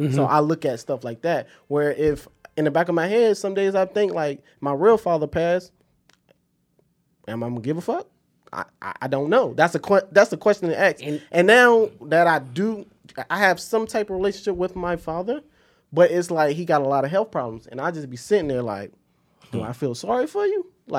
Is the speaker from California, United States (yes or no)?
no; South Carolina, United States; I'm from South Carolina, come from a military family. I was raised by my grandfather, so I call my grandfather dad.